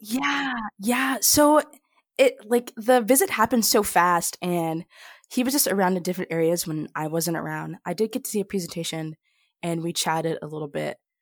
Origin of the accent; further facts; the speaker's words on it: Junction City, Kansas, United States; my hometown of Junction City, Kansas